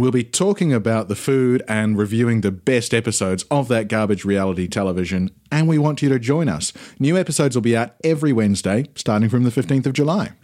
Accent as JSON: {"language": "English", "country": "New Zealand", "moved": "as an adult", "lives_now": "London, United Kingdom", "said": "I'm from New Zealand"}